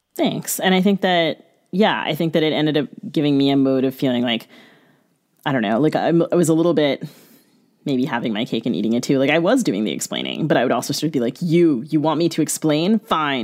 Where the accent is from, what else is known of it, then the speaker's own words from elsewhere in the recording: United States; I grew up in the United States